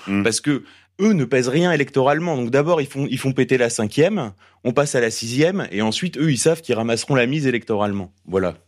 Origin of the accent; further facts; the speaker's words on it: Paris, Île-de-France, France; on est parisien